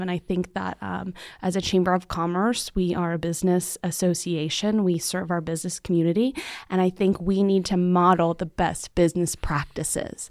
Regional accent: Central Florida, United States; moved away as an adult; also born or lived in Tallahassee, Florida; now in Marana, Arizona, United States; I grew up in Central Florida

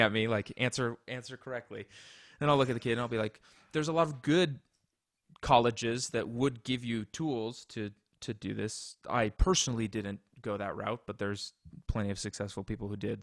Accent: Colorado, United States; also born or lived in Indianapolis; I was born in Colorado, grew up here

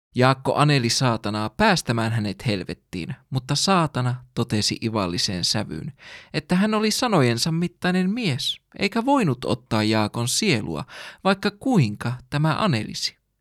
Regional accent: Finland

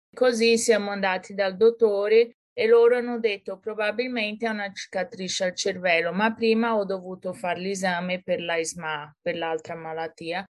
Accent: São Paulo, Brazil; Italian is a second language; moved away as an adult; now in Florence, Italy; sono brasiliana e sono nata e cresciuta a San Paolo. Poi, con ventidue anni, mi sono trasferita in Italia

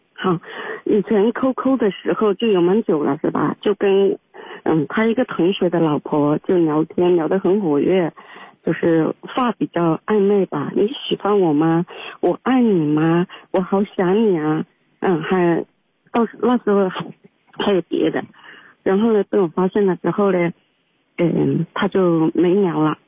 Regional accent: Hunan, China; moved away as an adult; now in Guangdong, China; 我是湖南的，我是湖南的

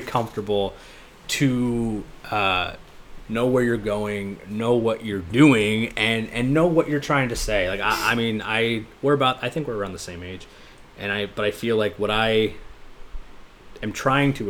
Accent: United States; I grew up in America, where Christmas is the be all end all

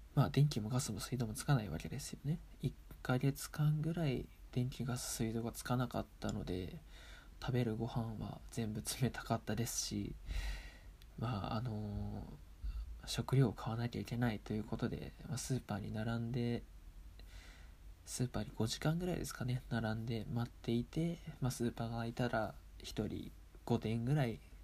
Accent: Aomori, Japan; also born or lived in Sendai; 一応青森県出身ですし

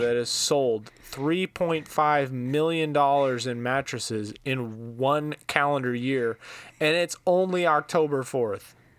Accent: Iowa, United States; I'm from Iowa

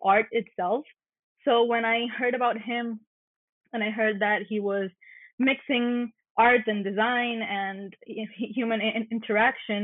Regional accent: Mayagüez, Puerto Rico; also born or lived in Narragansett, Rhode Island; I was born and raised here in Mayagüez, Puerto Rico

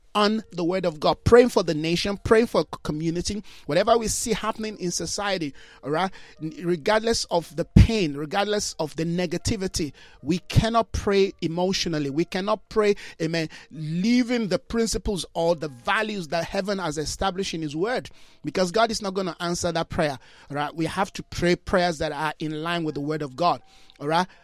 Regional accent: Jos, Plateau, Nigeria; I grew up in Jos, Plateau State

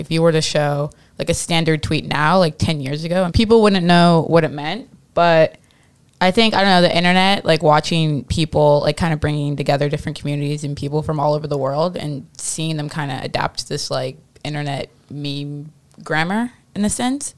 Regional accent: Midwest, United States; moved away; When I moved here from the Midwest, I used to say pop all the time

